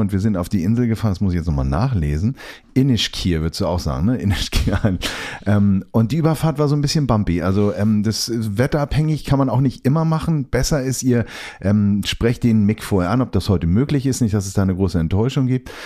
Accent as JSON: {"language": "German", "country": "Germany", "said": "wir kommen aus Deutschland"}